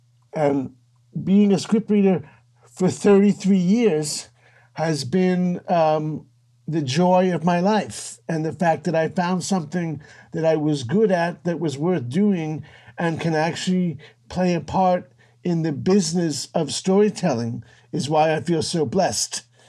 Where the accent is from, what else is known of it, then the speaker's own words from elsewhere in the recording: Washington, District of Columbia, United States; I grew up in Washington, D.C. My father clerked for the Supreme Court.